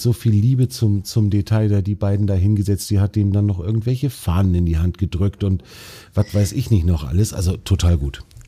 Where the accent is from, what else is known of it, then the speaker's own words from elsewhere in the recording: Baltic Sea coast, Germany; ich bin ja selber an der Ostsee aufgewachsen